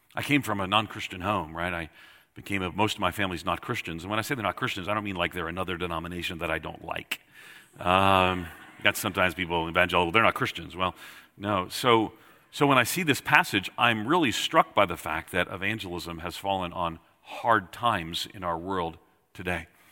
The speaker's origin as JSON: {"language": "English", "area": "Long Island", "region": "New York", "country": "United States", "tie": "born or raised there"}